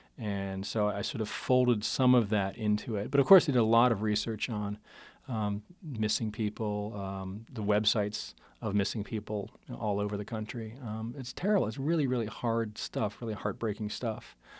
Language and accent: English; Pittsburgh, Pennsylvania, United States; moved away; I'm from Pittsburgh originally